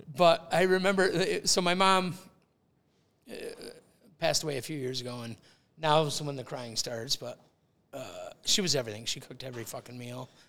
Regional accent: Woodbury, Minnesota, United States; we grew up in Woodbury, but we were like 3M Woodbury

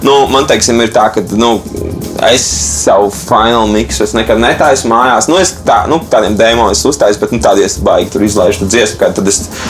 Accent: Latvia; also born or lived in United States; es esmu no Latvijas

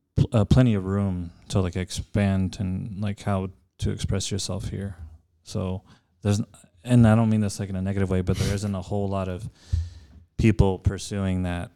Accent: El Paso, Texas, United States; also born or lived in California; born and raised in El Paso

